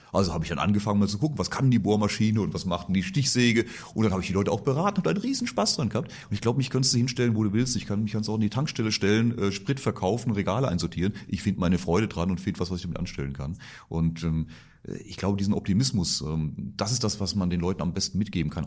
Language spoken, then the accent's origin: German; Reilingen, Baden-Württemberg, Germany; Reilingen heißt das Ort und da bin ich aufgewachsen und äh, da bin ich stolzer Badener, Kurpfälzer